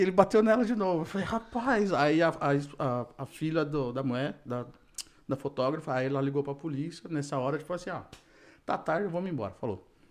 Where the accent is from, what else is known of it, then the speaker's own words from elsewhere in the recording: Brazil; moved away; eu sou brasileiro também